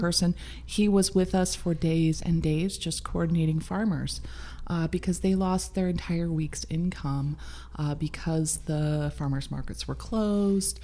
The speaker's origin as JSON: {"language": "English", "region": "Midwest", "country": "United States", "moved": "yes", "lives_now": "Sonoma County, United States", "said": "I'm from the Midwest. I'm all about a hot dish."}